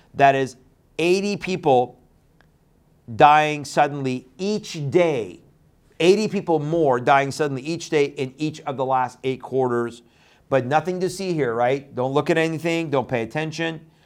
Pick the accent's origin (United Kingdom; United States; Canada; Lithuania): Canada; also born or lived in Iran; I grew up in Canada, uh, after I left Iran.